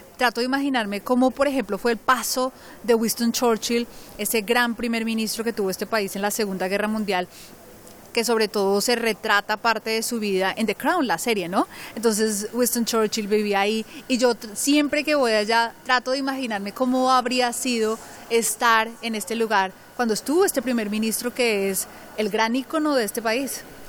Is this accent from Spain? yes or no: no; Colombia; now in London, United Kingdom; soy orgullosamente colombiana.